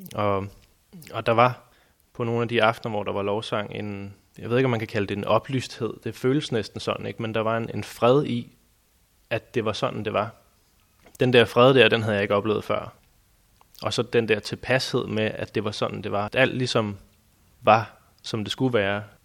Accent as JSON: {"language": "Danish", "town": "Næstved", "region": "Zealand", "country": "Denmark", "tie": "born or raised there", "said": "da jeg voksede op i Næstved"}